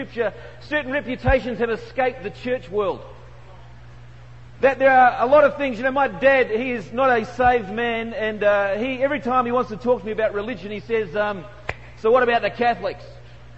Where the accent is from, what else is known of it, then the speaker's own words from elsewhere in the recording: Australia; accent: Aussie; I'm from Australia